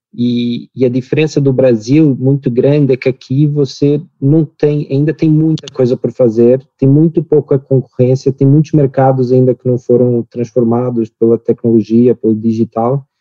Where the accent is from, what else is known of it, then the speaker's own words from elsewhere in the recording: Portugal; accent: Portuguese; moved away as an adult; also born or lived in United States / New York; now in Brazil; eu sou português, meu sotaque ia me entregar muito rapidamente